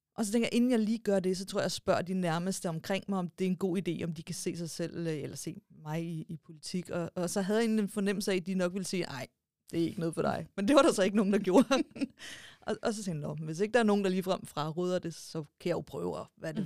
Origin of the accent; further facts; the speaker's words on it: Stevns, Zealand, Denmark; jeg kommer fra Stævns